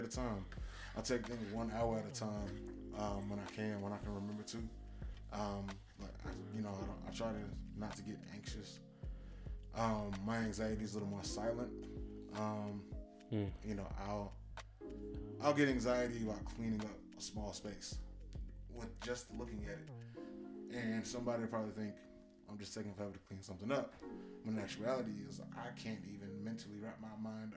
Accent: Miami, Florida, United States; now in Atlanta, United States; Born and raised in Miami-Dade County, currently based here in Atlanta

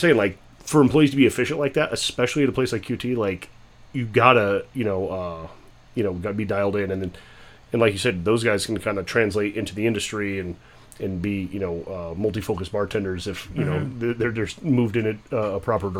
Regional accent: United States; I was renting a house up in the White Mountains, my hometown

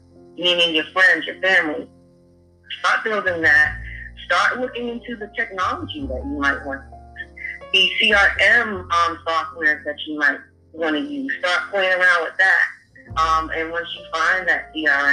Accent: Boston, Massachusetts, United States; moved away as an adult; now in North Carolina, United States; I'm originally from Boston, Massachusetts, born and raised, and I moved out to North Carolina in 2001

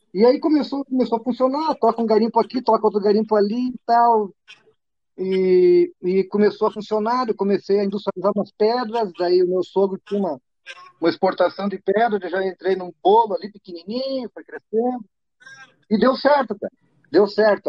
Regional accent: interior of Rio Grande do Sul, Brazil; also born or lived in Porto Alegre; a minha cidade é no interior, na fronteira do Rio Grande do Sul

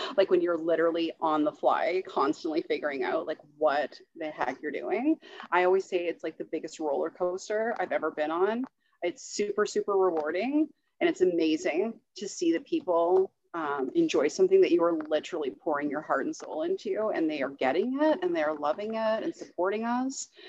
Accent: Ontario, Canada; also born or lived in Toronto / Perth / Kingston / Borden; now in Petawawa, Canada; I grew up in Ontario, lived around the Toronto area, Perth, and Kingston before I moved to Petawawa

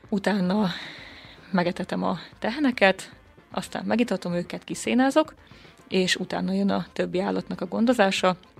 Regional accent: Békéscsaba, Békés, Hungary; Én 21 éves vagyok, és a Békés Csabai Evangélikus Gimnáziumban tanultam.

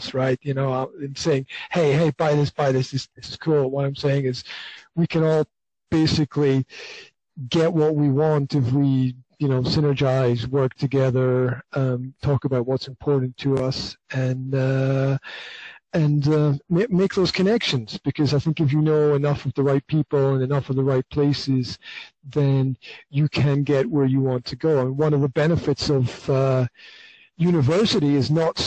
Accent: Scotland, United Kingdom; moved away as an adult; now in Slovakia; I'm from Scotland originally, but I've been living in Slovakia for the last 15 years

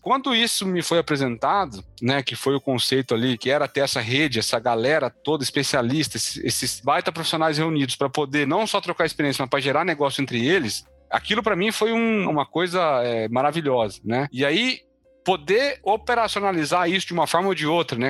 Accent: Mogi das Cruzes, São Paulo, Brazil; moved away as an adult; also born or lived in interior of Paraná; eu sou de Mogi das Cruzes, na região da Grande São Paulo

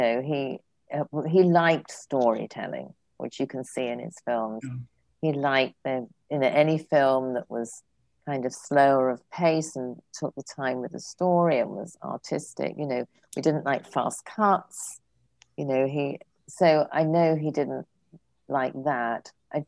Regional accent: England, United Kingdom; now in California, United States; John used to say I was born a Frenchman, but I had the misfortune to be brought up as an Englishman. And I say I was born a Californian, but I didn't know till I got here.

